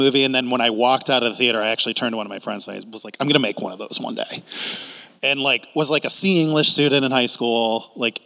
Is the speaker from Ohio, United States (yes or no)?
yes; Cleveland, Ohio, United States; born or raised there